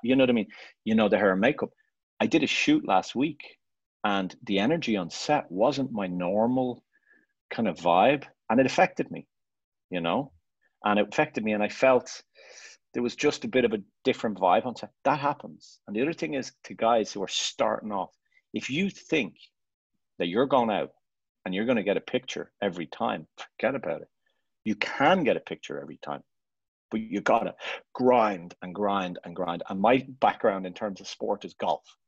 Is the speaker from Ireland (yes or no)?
yes; Ireland; moved away as an adult; also born or lived in Barcelona; I'm Irish and I'm proud to be Irish and I love Ireland.